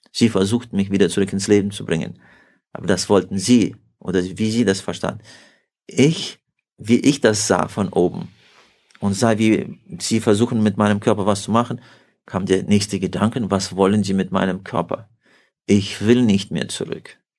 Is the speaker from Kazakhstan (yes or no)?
yes; Kazakhstan; moved away as an adult; also born or lived in Siberia; Ich bin in Kasachstan geboren